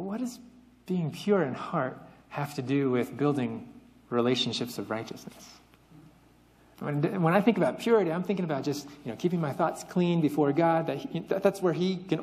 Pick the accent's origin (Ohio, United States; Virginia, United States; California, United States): California, United States; Central Valley; moved away; being someone who was born and raised in California, stuck in the Central Valley